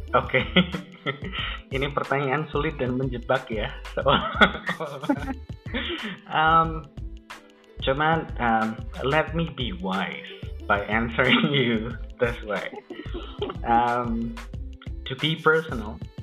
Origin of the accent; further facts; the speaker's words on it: Indonesia; Kita orang Indo